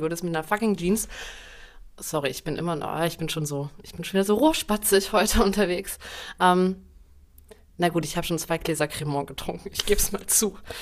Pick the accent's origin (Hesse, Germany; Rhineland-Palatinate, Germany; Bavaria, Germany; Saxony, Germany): Saxony, Germany; Dresden; also born or lived in Berlin; in Dresden, das ist ja meine Heimatstadt, in der ich auch Abitur gemacht habe